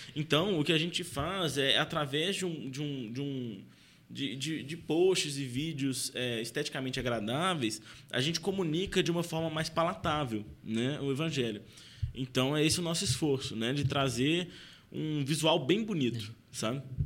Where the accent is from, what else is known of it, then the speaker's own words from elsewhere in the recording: Belo Horizonte, Minas Gerais, Brazil; Eu sou de BH